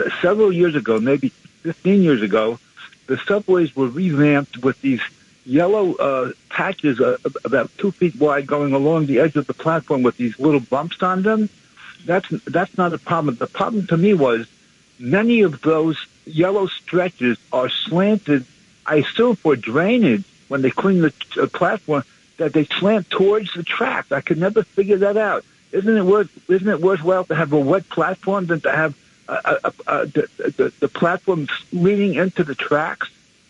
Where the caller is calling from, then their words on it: Brooklyn, New York, United States; from Brooklyn.